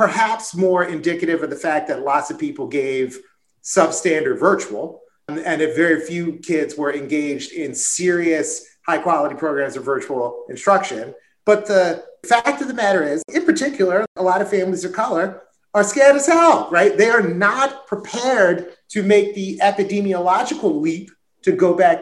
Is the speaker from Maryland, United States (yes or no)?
yes; Maryland, United States; my home state